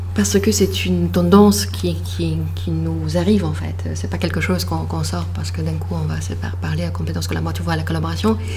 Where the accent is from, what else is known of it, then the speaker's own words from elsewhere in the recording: Poland; French is a second language; moved away as an adult; now in France; je suis née en Pologne